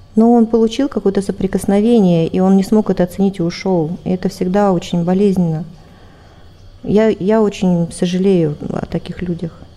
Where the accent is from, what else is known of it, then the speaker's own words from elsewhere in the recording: Siberian backcountry, Russia; я родилась в России, в, в сибирской глубинке